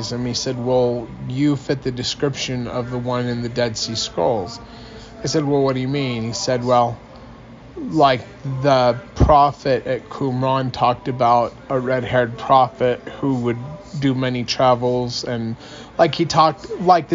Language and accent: English; United States; I'm an American, for one, but my grandmother was Jewish